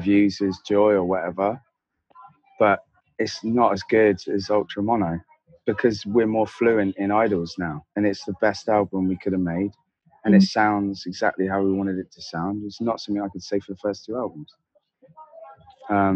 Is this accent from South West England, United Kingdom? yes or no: yes; Devon, South West England, United Kingdom; I grew up in Devon